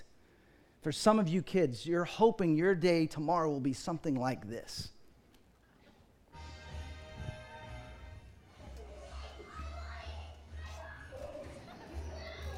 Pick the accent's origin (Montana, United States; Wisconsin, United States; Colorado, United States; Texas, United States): Texas, United States; Dallas; I grew up in Dallas, Fort Worth